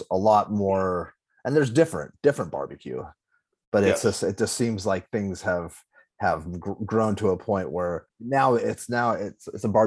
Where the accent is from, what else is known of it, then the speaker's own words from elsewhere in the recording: Los Angeles, California, United States; I'm from Los Angeles